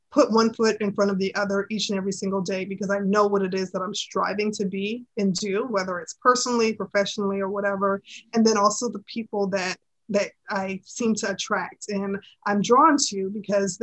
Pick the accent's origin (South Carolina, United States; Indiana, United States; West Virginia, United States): South Carolina, United States; Charleston; born or raised there